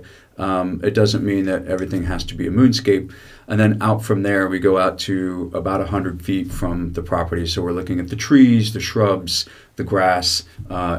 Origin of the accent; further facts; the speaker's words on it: Washington, United States; also born or lived in San Francisco; now in California, United States; I grew up in Washington State.